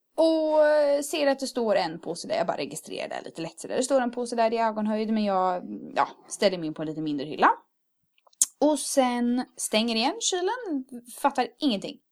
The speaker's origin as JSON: {"language": "Swedish", "town": "Örebro", "region": "Örebro County", "country": "Sweden", "moved": "as an adult", "lives_now": "Karlstad, Sweden", "said": "kommer fira det hemma i Örebro"}